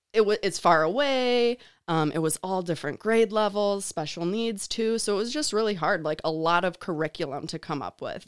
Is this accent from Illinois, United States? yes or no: yes; Chicago, Illinois, United States; moved away as an adult; also born or lived in Grand Rapids, Michigan; I'm from Chicago